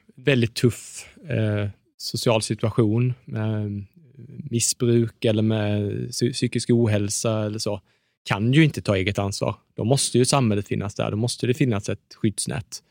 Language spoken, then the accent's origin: Swedish; Småland, Sweden; jag, jag är från Småland